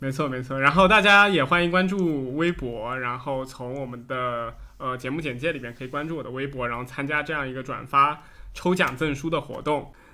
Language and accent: Chinese; Fujian, China; 因为我是福建这边人， 我们老家有一种食物叫光饼